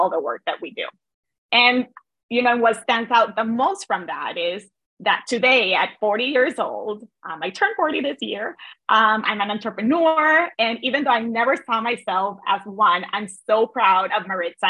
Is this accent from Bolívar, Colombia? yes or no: yes; Cartagena, Bolívar, Colombia; moved away as an adult; now in United States; I'm originally from Cartagena, Colombia. And I immigrated